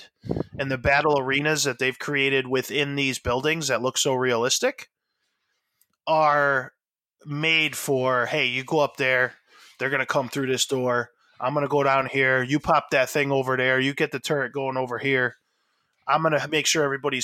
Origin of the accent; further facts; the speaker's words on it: United States; as an American